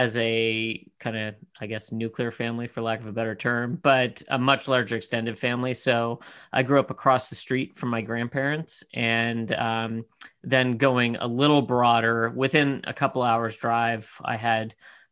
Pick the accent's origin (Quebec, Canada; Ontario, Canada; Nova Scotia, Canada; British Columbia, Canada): Nova Scotia, Canada; Cape Breton Island, east coast of Canada; So I'm a Canadian. I grew up in a very small rural community on the east coast of Canada.